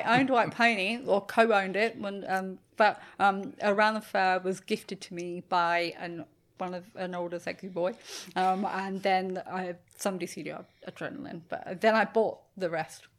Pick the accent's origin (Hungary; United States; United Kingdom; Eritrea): United Kingdom; England; now in Australia; being English in Australia